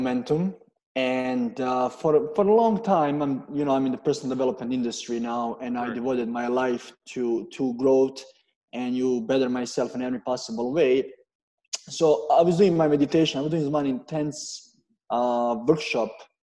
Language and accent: English; Serbia; moved away as an adult; also born or lived in Canada; I'm coming from Serbia